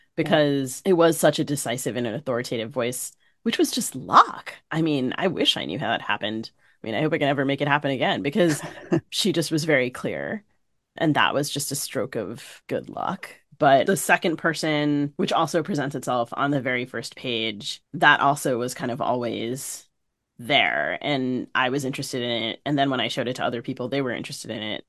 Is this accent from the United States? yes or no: yes; D.C., East Coast, United States; So I grew up on the East Coast, primarily outside the Washington, D C area